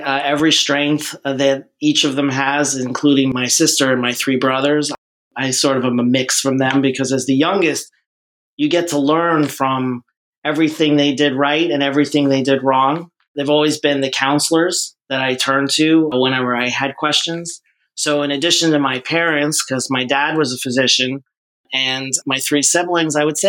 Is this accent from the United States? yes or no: yes; Great Neck, New York, United States; I was born in a town named Great Neck, New York, which is on the north shore of Long Island, a little bit outside of New York City. Most of my family was in New York, in the Queens and Long Island and Manhattan area.